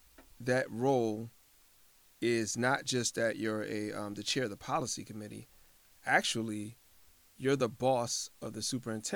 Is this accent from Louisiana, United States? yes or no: no; Hartford, Connecticut, United States; I was born and raised in Hartford. I'm not trying to knock Hartford. I no longer live in Hartford.